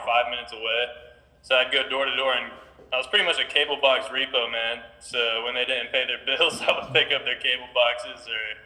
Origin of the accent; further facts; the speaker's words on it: Las Vegas, Nevada, United States; moved away as an adult; also born or lived in Alaska; So I'm 21. I'm from Las Vegas. I moved out here